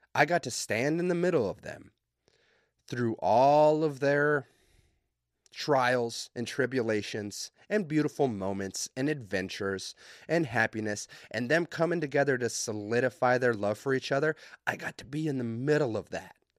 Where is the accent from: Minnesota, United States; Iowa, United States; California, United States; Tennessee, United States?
Minnesota, United States; I'm from Minnesota